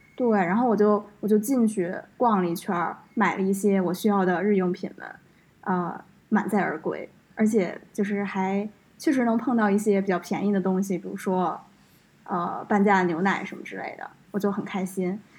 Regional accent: Beijing, China; 作为一个北京人

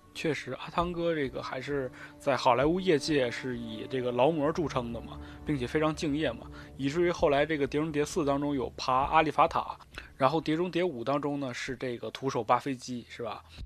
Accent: Northeast China, China; 毕竟我是东北人

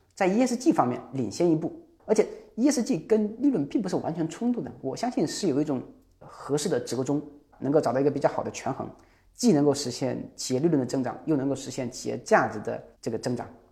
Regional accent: Jiangxi, China; 这是我们江西的企业，我老家是江西

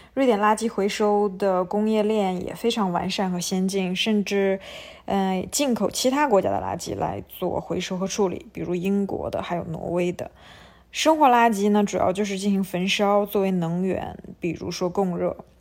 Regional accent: China; 我们中国人

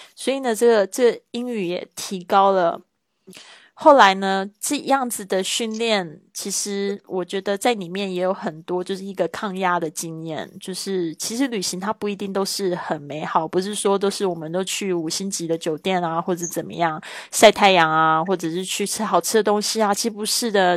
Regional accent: Taiwan; moved away as an adult; now in Spain; 来自台湾

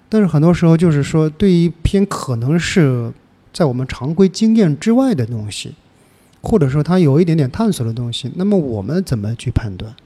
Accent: Jiangxi, China; now in Shanghai, China; 我是江西的

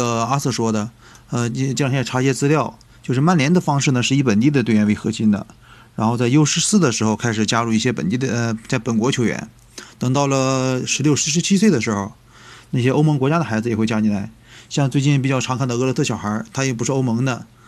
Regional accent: China; 感觉还是羽山城对于我们中国人来说吧，它的意义不太一样，

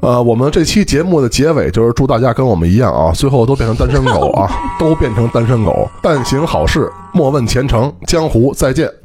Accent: Beijing, China; 我们北京这边呢，你像我从小到大这个被教的就是吃饭

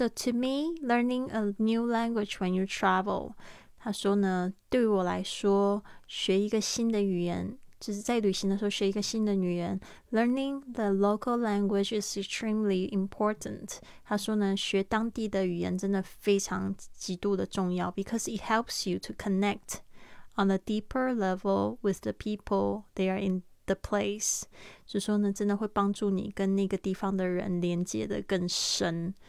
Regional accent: France; Chinese is a second language; Because I'm French。就是说呢，因为我是法国人，it's easier for me

